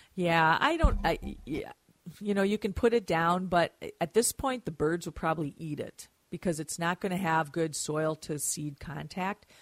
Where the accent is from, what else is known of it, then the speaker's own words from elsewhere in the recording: Mound, Minnesota, United States; Mound, my hometown